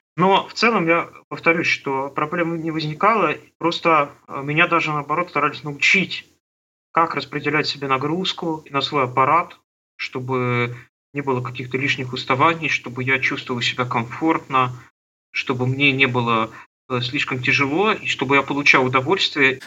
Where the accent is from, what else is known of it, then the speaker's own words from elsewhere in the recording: Trekhgorny, Chelyabinsk Oblast, Russia; Я родился на Урале, в Челябинской области, в городе Трехгорном, такой закрытый город.